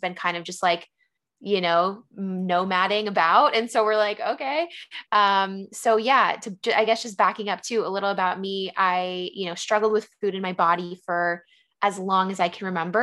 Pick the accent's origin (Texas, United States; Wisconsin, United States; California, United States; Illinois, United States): California, United States; San Diego; moved away as an adult; also born or lived in San Francisco; now in Philadelphia, United States; I actually was born and raised in San Diego